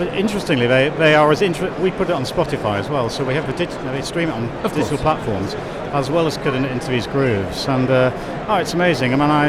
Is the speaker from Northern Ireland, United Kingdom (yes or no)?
no; St Helens, North West England, United Kingdom; moved away; my hometown is St Helens, so I was up in St Helens a few weeks ago.